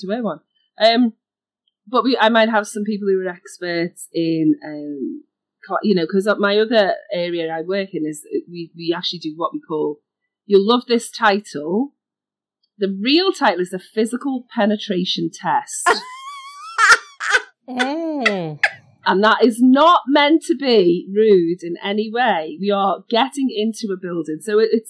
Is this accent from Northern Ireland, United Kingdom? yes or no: no; Liverpool, North West England, United Kingdom; I grew up in a city in the UK called Liverpool, which is northwest. You can hear my accent.